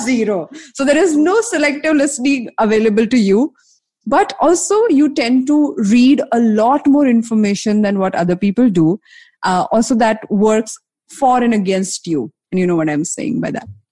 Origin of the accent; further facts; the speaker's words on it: Mumbai, Maharashtra, India; I'm from Bombay